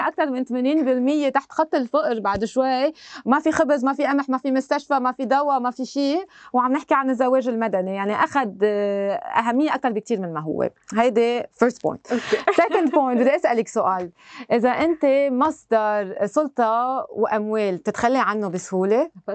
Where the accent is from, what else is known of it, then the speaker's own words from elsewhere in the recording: Lebanon; نحن لبنانيه